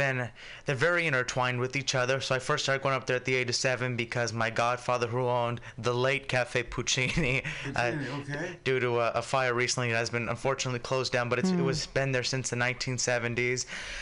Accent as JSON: {"language": "English", "town": "San Francisco", "region": "California", "country": "United States", "tie": "born or raised there", "said": "I grew up in the Excelsior"}